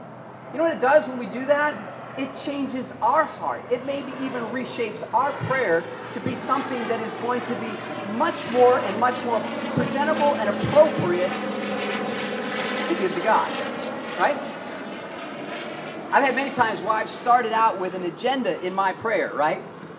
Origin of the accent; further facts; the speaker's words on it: Midwest, United States; also born or lived in Northeastern United States; Growing up in the Midwest and the Northeast, I was very aware in the wintertime when I exhaled